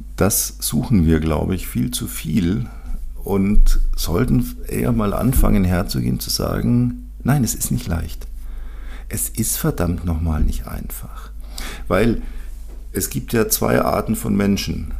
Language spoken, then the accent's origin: German; Bavaria, Germany; Bei uns in Bayern